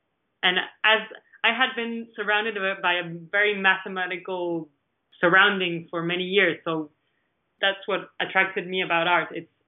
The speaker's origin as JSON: {"language": "English", "country": "Argentina", "second_language": "English", "moved": "as an adult", "said": "because I was coming from Argentina where I already knew the galleries. I had my gallery there. I knew many artists."}